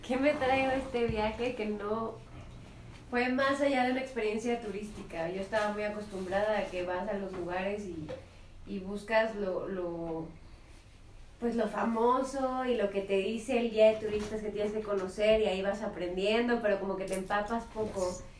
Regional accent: Mexico City, Mexico; yo soy aquí de la Ciudad de México, capitalina 100%

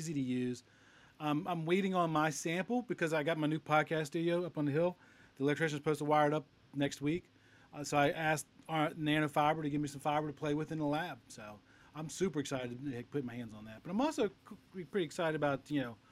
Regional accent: Beltsville, Maryland, United States; moved away; I'm from Baltimore originally. I'm actually from Beltsville, which is just south of Baltimore, but my family still lives in the Baltimore area

